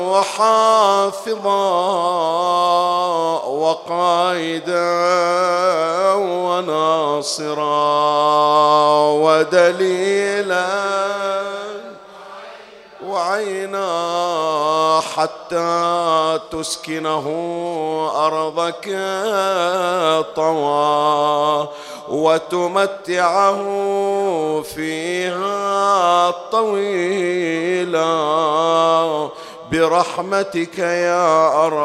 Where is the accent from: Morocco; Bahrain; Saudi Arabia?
Bahrain; تعرف أنها القصة وين جرت عندنا بالبحرين وأنها كانت من قرون مضت وكان هناك تهديد لشيعة البحرين من خطر طائفي